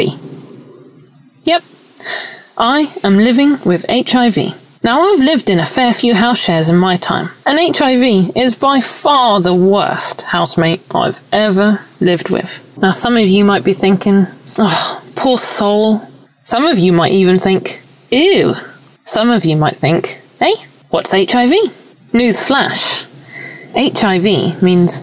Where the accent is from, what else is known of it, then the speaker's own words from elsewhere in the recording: United Kingdom; also born or lived in Bristol; I'm British. I live in Bristol in a flat with my long-term partner